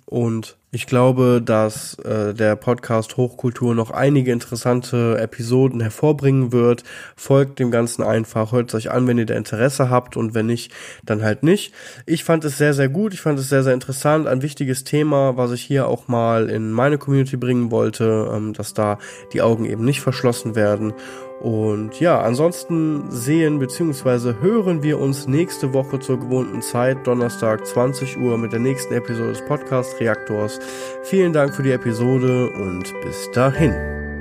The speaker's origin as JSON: {"language": "German", "country": "Germany", "said": "als Deutscher ohne Immigrationshintergrund"}